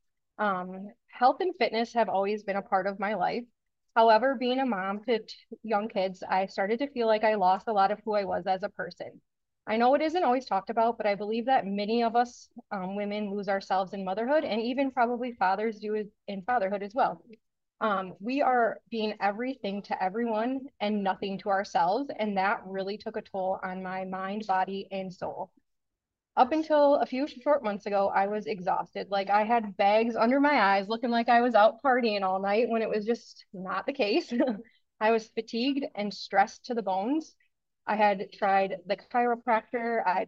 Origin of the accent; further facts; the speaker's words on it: Wisconsin, United States; I'm from Wisconsin